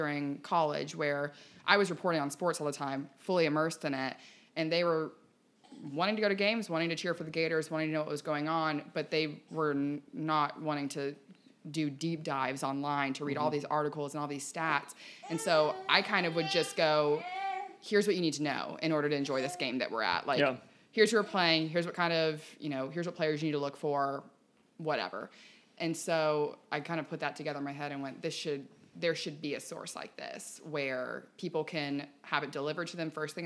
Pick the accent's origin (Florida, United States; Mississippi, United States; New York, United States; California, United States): Florida, United States; Ponte Vedra; I grew up in Ponte Vedra